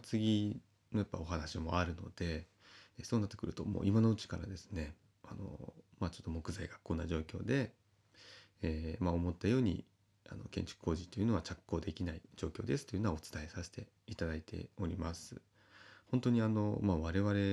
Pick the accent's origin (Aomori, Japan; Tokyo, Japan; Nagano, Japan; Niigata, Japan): Niigata, Japan; Kita-Uonuma; 私は私で北魚沼の、えー、生まれの故郷